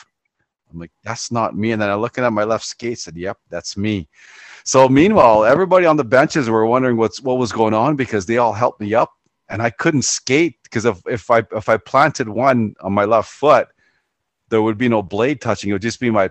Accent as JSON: {"language": "English", "region": "Ontario", "country": "Canada", "said": "I'm from Ontario"}